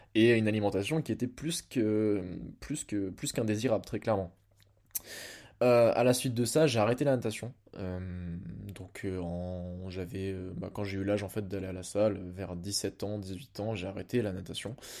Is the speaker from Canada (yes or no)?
no; Blois, Centre-Val de Loire, France; also born or lived in Lille; je rentre chez moi à Blois